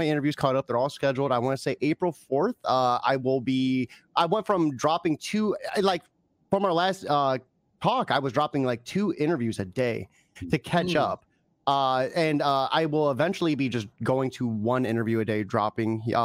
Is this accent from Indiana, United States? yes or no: no; Ohio, United States; I'm from Ohio